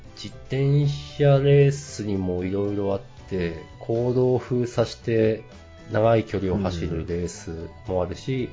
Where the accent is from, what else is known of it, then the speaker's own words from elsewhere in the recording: Ibaraki, Japan; 私は茨城県民なんで